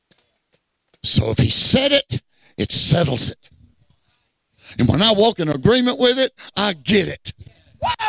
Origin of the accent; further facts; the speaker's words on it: Southeast Texas, United States; moved away; Well, I'm a Texan. I'm a Texan before I'm an American. Hey, I grew up in Southeast Texas